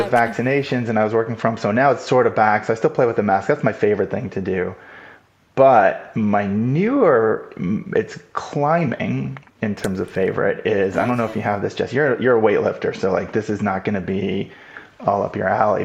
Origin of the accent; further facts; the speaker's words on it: Los Angeles, California, United States; I grew up in Los Angeles